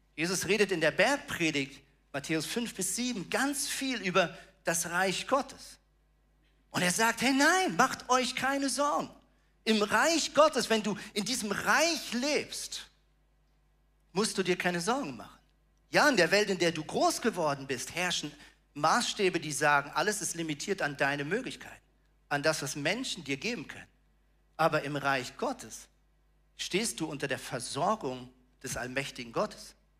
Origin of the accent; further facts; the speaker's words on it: Germany; moved away as an adult; also born or lived in Switzerland; now in Tornesch, Germany; ich bin ja in Deutschland aufgewachsen, aber habe danach fast 19 Jahre in der Schweiz gelebt.